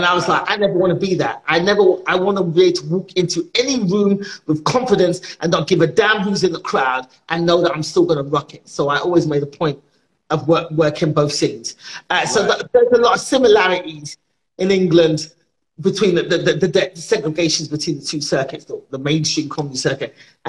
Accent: Nigeria; So when I came on the scene as a Nigerian comedian, I was doing jokes from my perspective.

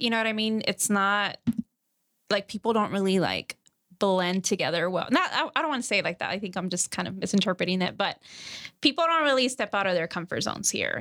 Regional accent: Texas, United States; I'm from Texas

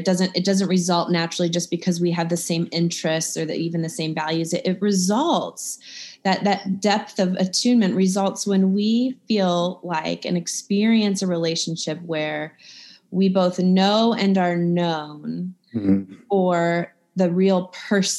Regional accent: Midwest, United States; now in Georgia, United States; I'm from the Midwest

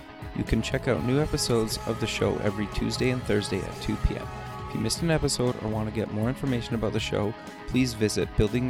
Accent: Canada; I was born and raised in Canada

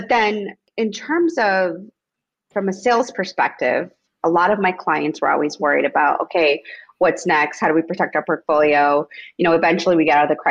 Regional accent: Itasca, Illinois, United States; born or raised there; English is a second language; also born or lived in Mexico / Rogers Park, Chicago; now in Chicago, United States

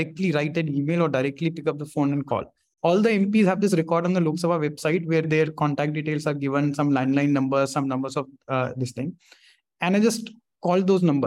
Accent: Delhi, India; growing up in Delhi

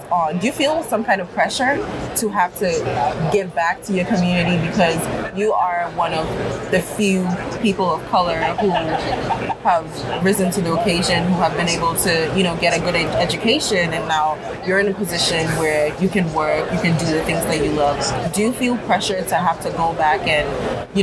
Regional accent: Ghana; moved away; I grew up in Ghana.

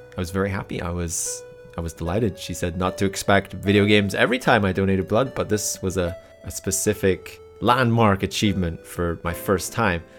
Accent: United Kingdom; being British and growing up with a lot of various TV shows

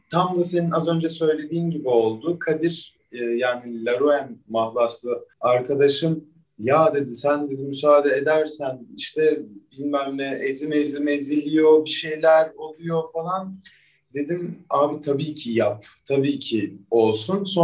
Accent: Adana, Turkey; İkimiz de Adanalıyız, ikimiz de elektronik müzik yapıyoruz.

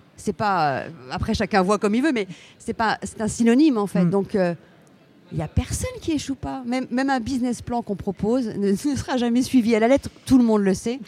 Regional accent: France; Je suis française, européenne, très fière de l'être

